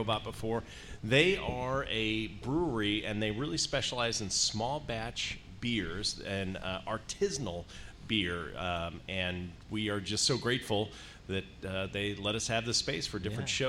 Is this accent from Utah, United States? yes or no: no; Colorado, United States; moved away; also born or lived in Indiana; I grew up in snow. I grew up in Colorado